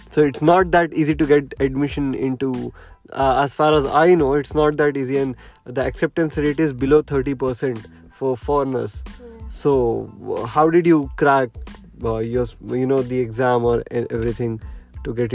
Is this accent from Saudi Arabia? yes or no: yes; Saudi Arabia; I even I come from Saudi Arabia as well, uh, but. Uh, but but for me speaking arabic was a task you know i lived 15 years of my life in saudi arabia